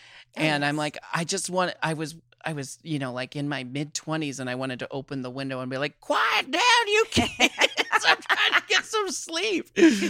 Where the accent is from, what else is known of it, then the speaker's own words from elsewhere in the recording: Portland, Oregon, United States; Oh, I was born and raised in Portland and I live mm-hmm. in Portland, Oregon again.